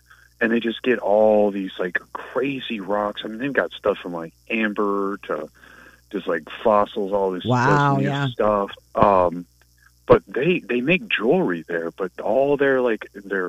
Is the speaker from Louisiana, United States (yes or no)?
yes; New Orleans, Louisiana, United States; I grew up in Louisiana, which is Catholic country